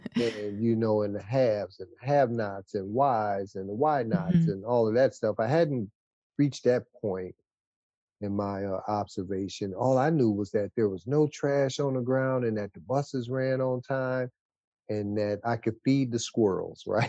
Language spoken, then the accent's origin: English; Detroit, Michigan, United States; moved away as an adult; now in Washtenaw County, United States; I grew up in Wayne County, born and raised in Wayne County, in a small one horse town called Detroit